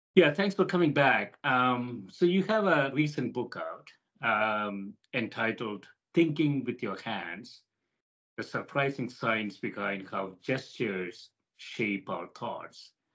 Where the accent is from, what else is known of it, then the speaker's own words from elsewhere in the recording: India; I grew up in India, for example, you know, in a developing country